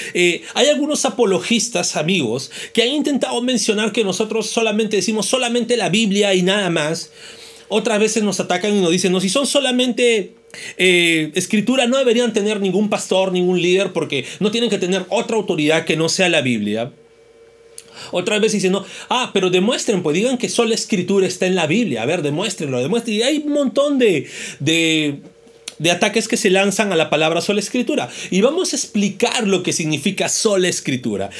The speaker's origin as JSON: {"language": "Spanish", "country": "Peru", "said": "como peruanos celebramos el Día de la Música Criolla"}